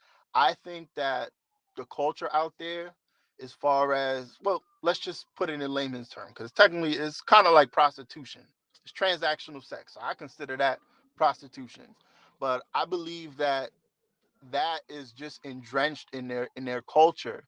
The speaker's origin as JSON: {"language": "English", "town": "New York City", "region": "New York", "country": "United States", "also_born_or_lived": "Las Vegas / Thailand", "moved": "as an adult", "said": "I'm from New York City"}